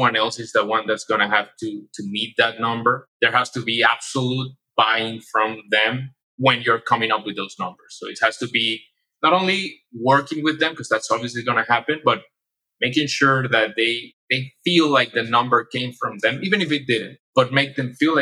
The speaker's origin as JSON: {"language": "English", "country": "Panama", "also_born_or_lived": "Spain", "moved": "as an adult", "lives_now": "United States", "said": "I'm from Panama"}